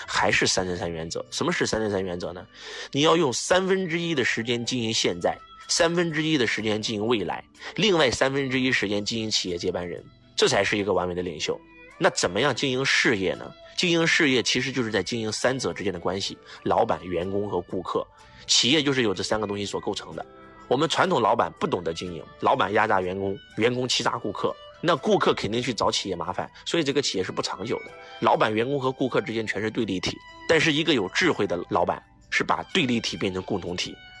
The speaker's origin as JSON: {"language": "Chinese", "country": "China", "said": "我们中国人"}